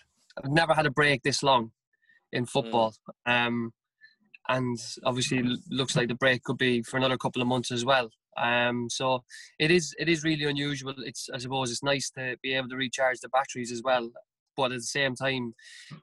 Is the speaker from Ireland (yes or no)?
yes; Carlow, Leinster, Ireland; moved away as an adult; also born or lived in Bagenalstown; now in United Kingdom; myself and my wife, we're both from Carlow, and we looked at going home